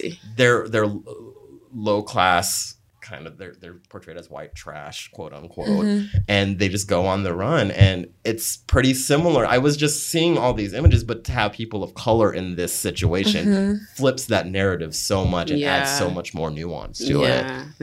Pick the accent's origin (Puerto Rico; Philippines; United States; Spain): Philippines; I think I'm not black, but also I'm brown still, mm-hmm. and I'm Filipino, which just looks like every single other race.